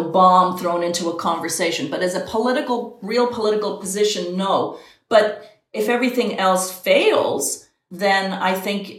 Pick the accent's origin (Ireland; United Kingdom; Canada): Ireland; now in United States; I'm Irish